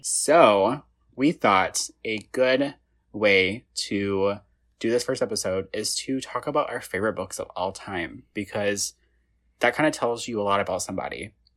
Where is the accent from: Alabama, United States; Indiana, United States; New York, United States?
Indiana, United States; I'm from Indiana